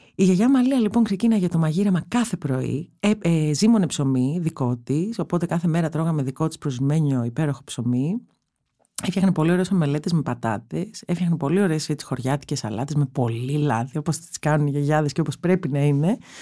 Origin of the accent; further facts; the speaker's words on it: Athens, Attica, Greece; όλα τα παιδικά μου χρόνια ήταν στην Κυψέλη